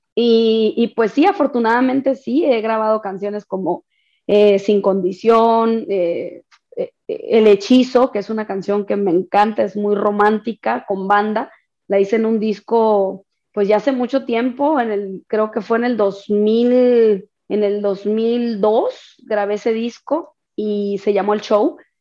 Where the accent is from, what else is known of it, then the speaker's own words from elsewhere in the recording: Sonora, Mexico; soy de Sonora